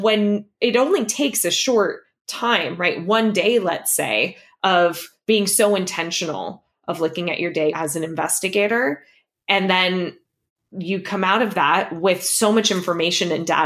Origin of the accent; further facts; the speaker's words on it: Los Angeles, California, United States; moved away as an adult; now in San Francisco, United States; we left our entire built-in community behind of friends, of family, of everyone that I knew I had grown up with that was still in Los Angeles